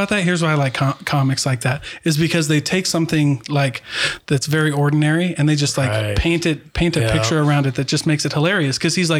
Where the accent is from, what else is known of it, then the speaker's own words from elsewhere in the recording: Midwest, United States; I was like, because I'm from the Midwest.